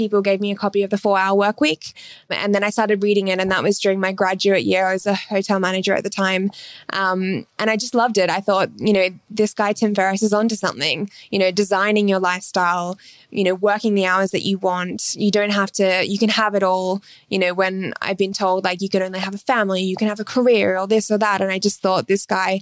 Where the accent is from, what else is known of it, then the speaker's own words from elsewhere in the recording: Terrigal, New South Wales, Australia; moved away; I grew up in the Central Coast in a place called Terrigal.